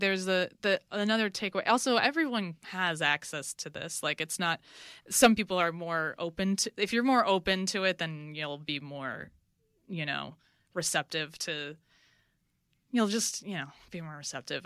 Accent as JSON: {"language": "English", "town": "New York City", "region": "New York", "country": "United States", "moved": "yes", "lives_now": "Los Angeles, United States", "said": "I'm from New, New York. I'm from Brooklyn"}